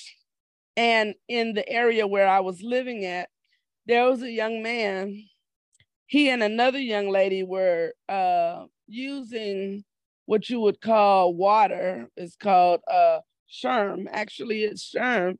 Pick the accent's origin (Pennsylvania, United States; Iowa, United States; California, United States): California, United States; Los Angeles; also born or lived in Victorville, California; I was born and raised in Los Angeles, and now I reside in the city of Victorville